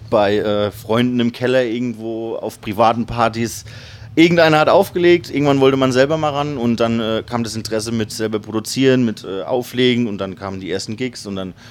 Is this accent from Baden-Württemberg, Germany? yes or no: no; Kaiserslautern, Rhineland-Palatinate, Germany; ich bin ja auch in Kaiserslautern aufgewachsen